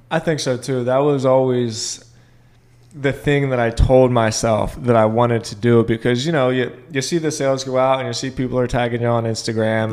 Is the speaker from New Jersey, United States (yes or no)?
no; Boca Raton, Florida, United States; moved away; I came from Boca